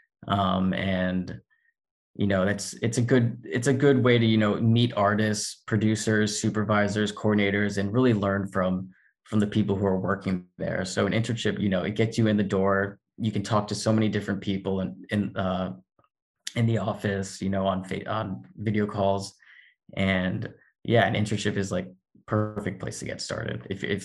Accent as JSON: {"language": "English", "region": "Florida", "country": "United States", "tie": "born or raised there", "also_born_or_lived": "Indiana", "moved": "as an adult", "lives_now": "Los Angeles, United States", "said": "I grew up in Florida."}